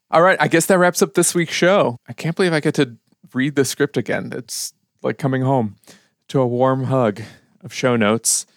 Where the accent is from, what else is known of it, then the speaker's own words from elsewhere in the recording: Chicago, Illinois, United States; moved away as an adult; now in United Kingdom; we said, "Chicago."